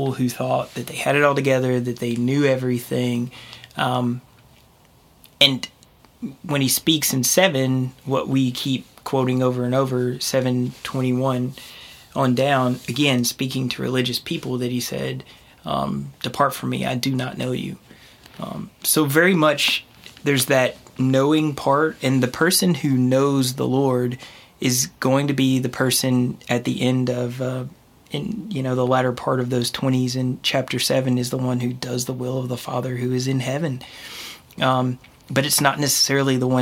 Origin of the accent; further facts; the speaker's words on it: East Coast, United States; moved away; I'm from the East Coast